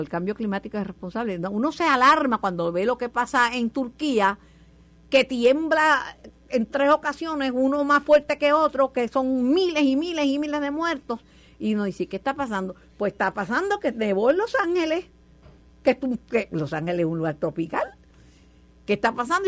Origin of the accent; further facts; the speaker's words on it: Puerto Rico; de donde venimos muchos puertorriqueños, venimos de las Islas Canarias, nuestros antepasados